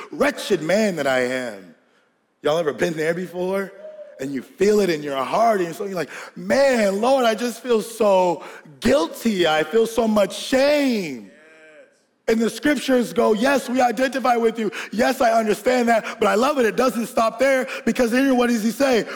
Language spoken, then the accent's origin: English; Georgia, United States; we grew up in Georgia, and we had this house in Georgia.